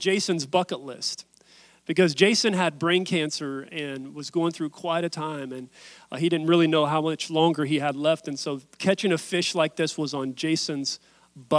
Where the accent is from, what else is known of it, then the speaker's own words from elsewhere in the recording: West Virginia, United States; I'm from West Virginia